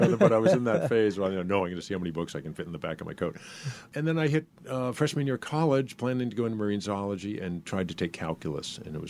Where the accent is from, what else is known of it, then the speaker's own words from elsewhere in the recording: Concord, New Hampshire, United States; I grew up in New Hampshire. I grew up in Concord, New Hampshire, and had never seen dancing, had never seen ballet or anything.